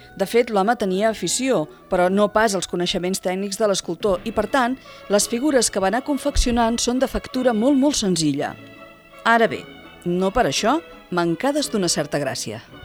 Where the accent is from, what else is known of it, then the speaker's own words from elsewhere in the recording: El Vendrell, Catalonia, Spain; jo sóc filla del Vendrell